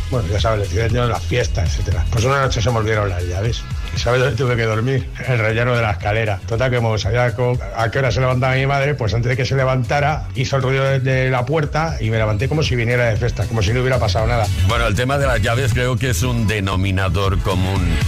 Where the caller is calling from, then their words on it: Talavera de la Reina, Castilla-La Mancha, Spain; de Talavera de la Reina.